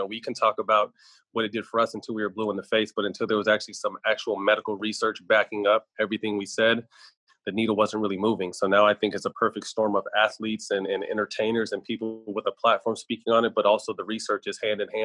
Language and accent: English; Sacramento, California, United States; my hometown of Sacramento